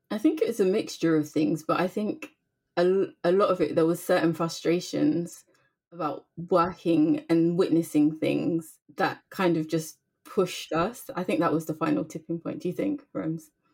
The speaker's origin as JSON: {"language": "English", "region": "London", "country": "United Kingdom", "tie": "born or raised there", "said": "growing up in London, obviously it's multicultural"}